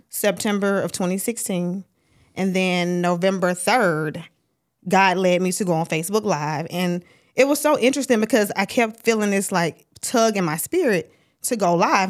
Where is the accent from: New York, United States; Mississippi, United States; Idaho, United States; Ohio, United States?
Mississippi, United States; Starkville; now in Atlanta, United States; Originally from Starkville, Mississippi